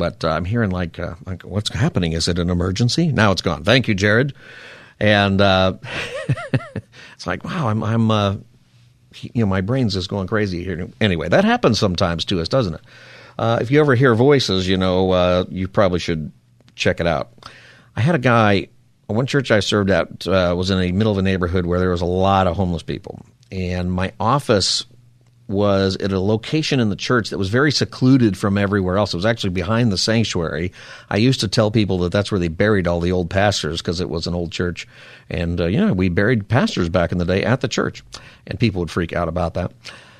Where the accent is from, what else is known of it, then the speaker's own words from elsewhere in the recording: Palmdale, California, United States; I grew up here in Palmdale, which is a good place to be from.